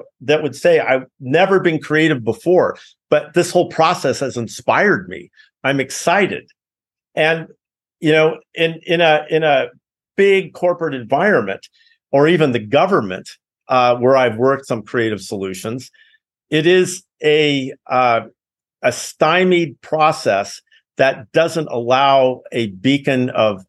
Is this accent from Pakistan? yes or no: no; Los Altos, California, United States; also born or lived in Cupertino; I grew up in Los Altos, Cupertino